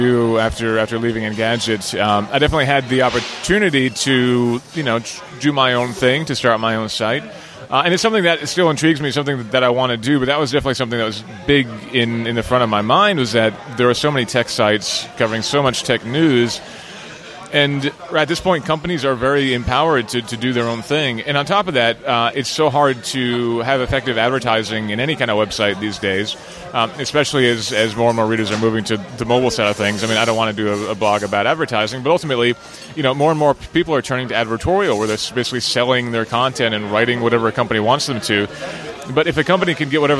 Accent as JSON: {"language": "English", "region": "Vermont", "country": "United States", "tie": "born or raised there", "said": "I grew up in Vermont."}